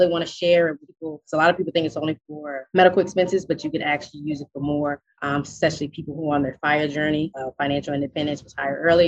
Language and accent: English; Richmond, Virginia, United States; I'm from Richmond, Virginia.